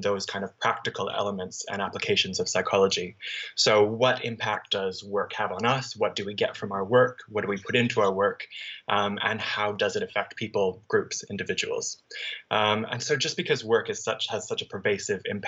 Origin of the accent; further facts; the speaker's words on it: Canada; moved away as an adult; also born or lived in British Columbia, Canada; now in London, United Kingdom; I'm Canadian, so I studied in Canada for my undergraduate degree at the University of British Columbia.